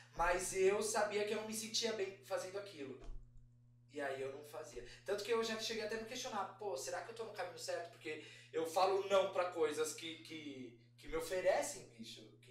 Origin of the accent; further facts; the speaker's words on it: São Paulo, Brazil; Eu sou de São Paulo, Sim. da Zona Leste, eu moro na Moca. É, eu cresci na, no bairro Arthur Alvim